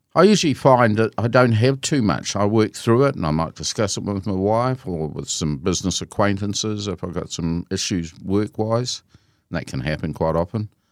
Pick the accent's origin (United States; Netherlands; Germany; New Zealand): New Zealand; Christchurch, Canterbury; I was born in Christchurch, and I um, um, grew up in Christchurch and went to school in Christchurch